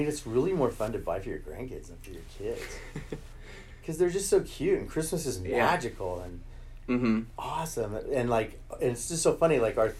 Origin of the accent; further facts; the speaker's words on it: Pueblo, Colorado, United States; No, Pueblo is kind of like the Ripon of Colorado. It's like the Lake of Colorado.